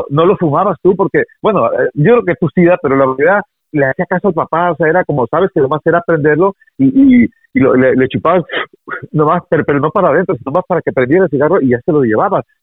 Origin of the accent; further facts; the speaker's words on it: Mazatlán, Sinaloa, Mexico; born there; Pero originalmente y con mucho orgullo nací en Mazatlán, Sinaloa, la tierra y la cuna de las bandas, de compa.